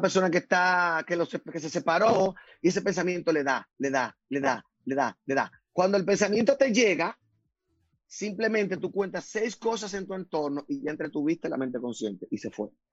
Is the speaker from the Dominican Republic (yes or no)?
yes; Dominican Republic; yo nací en la República Dominicana, del país donde me siento muy orgulloso.